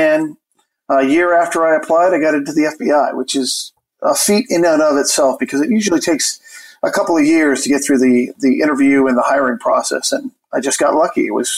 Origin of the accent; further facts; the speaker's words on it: California, United States; I grew up in Southern California. I'm a Marine brat.